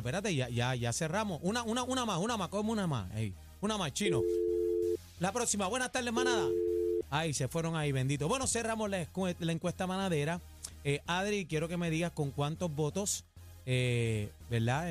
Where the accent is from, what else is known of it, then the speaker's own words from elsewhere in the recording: Puerto Rico; todos somos puertorriqueños.